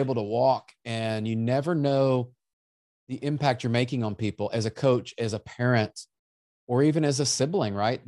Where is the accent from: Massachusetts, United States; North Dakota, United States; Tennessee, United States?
Tennessee, United States; Memphis; I was born in Memphis